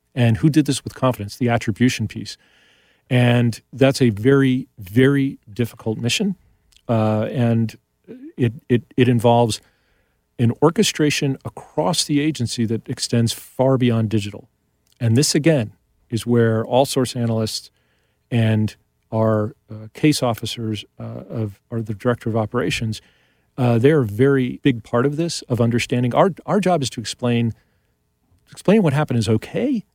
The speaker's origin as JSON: {"language": "English", "region": "New York", "country": "United States", "tie": "born or raised there", "said": "I grew up in New York"}